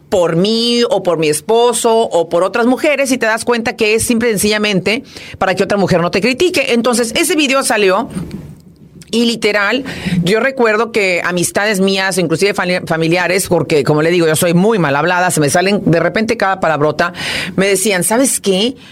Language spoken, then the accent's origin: Spanish; Monterrey, Nuevo León, Mexico; moved away as an adult; now in Houston, United States; yo soy de Monterrey, Nuevo León